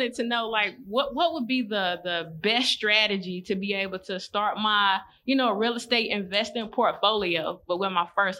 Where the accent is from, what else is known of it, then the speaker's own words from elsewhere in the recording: Trenton, North Carolina, United States; now in Marietta, United States; I'm originally from Trenton, North Carolina, but I live in Marietta, Georgia now.